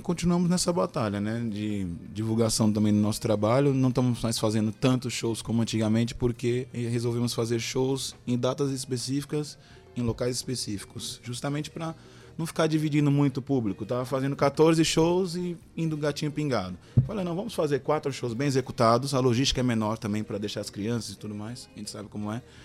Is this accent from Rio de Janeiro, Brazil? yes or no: no; São Paulo, Brazil; moved away as an adult; also born or lived in Pipa, Brazil; now in Paraíba, Brazil; eu nasci lá em São Paulo, né? 29 anos eu morei lá.